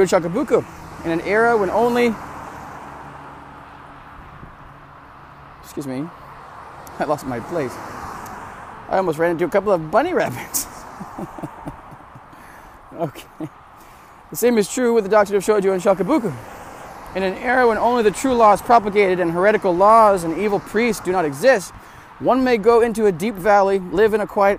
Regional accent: United States; I'm an American. It's a Christian nation. We're missing out here in America

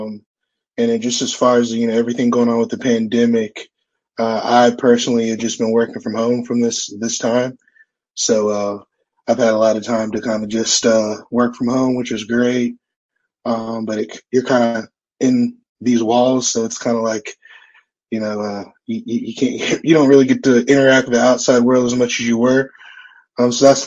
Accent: Fort Walton Beach, Florida, United States; moved away as an adult; I'm from Fort Walton Beach, Florida

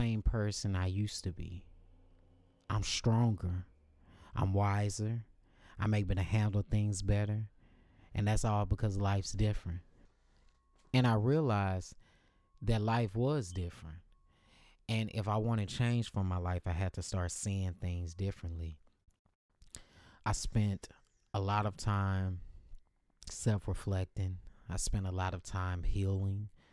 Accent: Dallas, Texas, United States; moved away as an adult; now in Los Angeles, United States; I moved to Los Angeles about two years ago from my hometown of Dallas, Texas

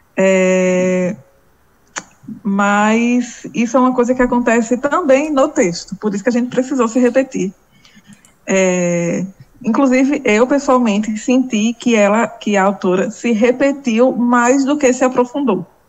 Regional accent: Northeast, Northeast Brazil, Brazil; eu sou uma mulher negra, sou estudante, sou nordestina, trabalhadora

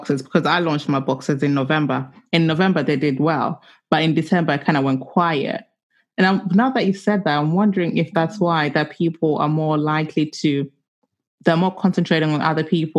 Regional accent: London, United Kingdom; I'm a South Londoner

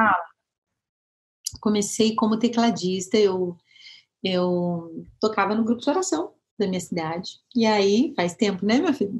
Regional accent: Moreira Sales, Paraná, Brazil; also born or lived in Curitiba, Brazil; now in São José dos Campos, Brazil; sou paranaense, eu sou de Moreira Salles, interiorzaço do Paraná.

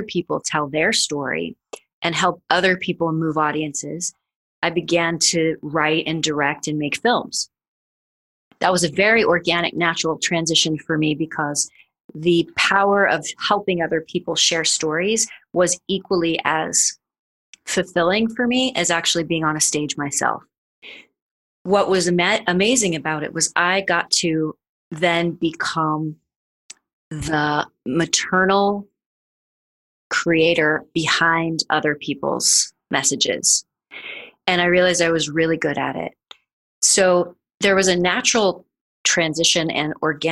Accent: Missouri, United States; now in New York City, United States; I am from Missouri, and I literally moved to New York City to pursue a career in classical dance

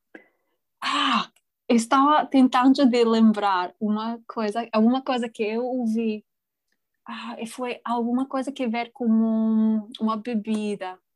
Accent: England, United Kingdom; first language English; Portuguese is a second language; moved away; also born or lived in Japan; as pessoas não sabem que sou inglesa

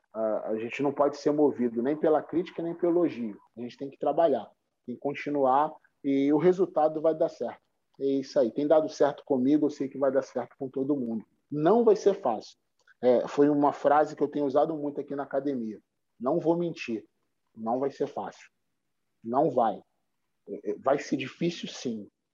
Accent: Rio de Janeiro, Brazil; eu cresci aqui na Cidade de Deus

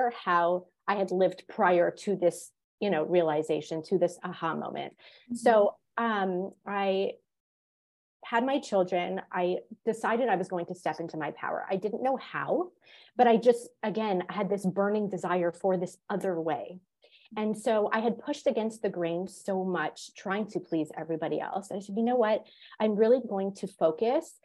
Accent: Montreal, Quebec, Canada; moved away; also born or lived in Florida / Georgia; I grew up in Montreal

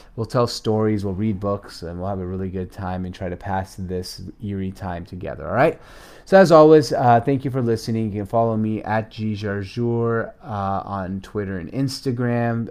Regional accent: Seattle, Washington, United States; also born or lived in Syria; as a young kid, a six-year-old immigrant here in the United States, Seattle, Washington, I moved here with my parents from Syria

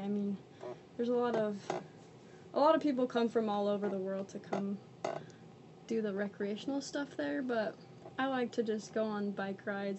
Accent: Huntsville, Utah, United States; born or raised there

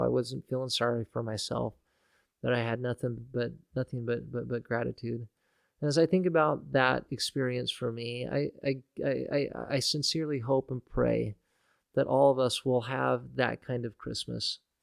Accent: Nampa, Idaho, United States; here in Nampa, growing up in Nampa

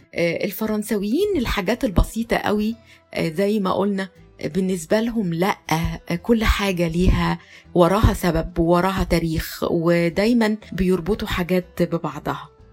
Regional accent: Egypt; عندنا في مصر

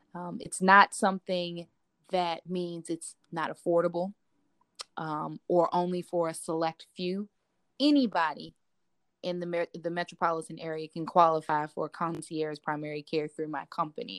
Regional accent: Washington, District of Columbia, United States; born and raised in Washington, D.C.

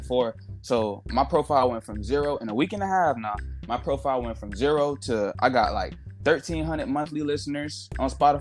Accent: Miami, Florida, United States; I'm from Miami, Florida

